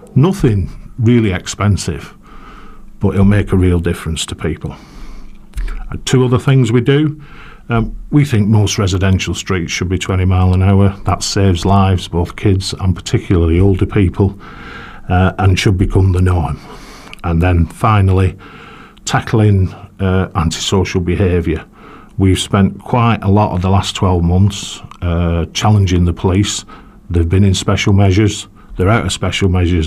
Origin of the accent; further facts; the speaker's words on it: Shaw and Crompton, North West England, United Kingdom; I come from Shawncrompton